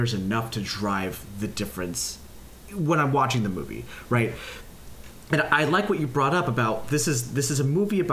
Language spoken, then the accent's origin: English; West Coast, United States; growing up in the West Coast, you know, for most of, if not all of my adult formative years